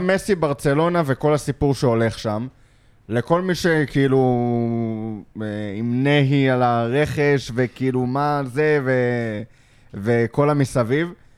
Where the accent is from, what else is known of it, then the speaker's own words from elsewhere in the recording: Lod, Central District, Israel; גדלתי בלוד